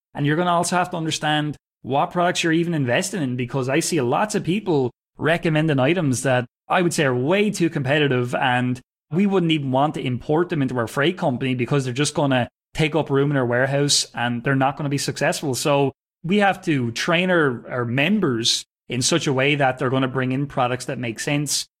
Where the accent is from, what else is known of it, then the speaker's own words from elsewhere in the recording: Wexford, Leinster, Ireland; also born or lived in Northern Ireland; I'm from Wexford. It's in the southeast of Ireland. So it's about two hours south of Dublin. That's where I grew up, and that's where I currently live